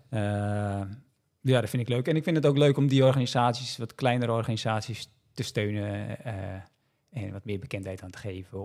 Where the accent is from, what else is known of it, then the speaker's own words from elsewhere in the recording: Netherlands; ik uit Nederland kwam